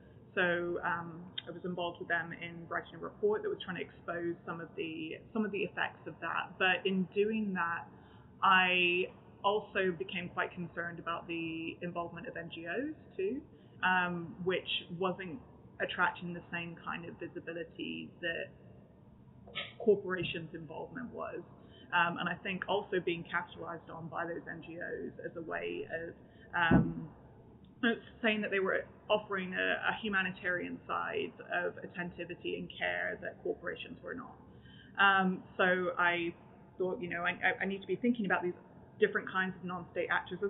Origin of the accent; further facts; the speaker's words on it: Texas, United States; also born or lived in Canada; despite my accent, I actually grew up in Texas, I was born in Canada, so I had this transnational upbringing across countries